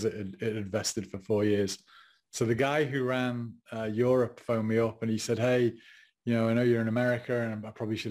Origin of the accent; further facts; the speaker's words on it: England, United Kingdom; moved away as an adult; now in United States; being English and not being an American, not being American at the time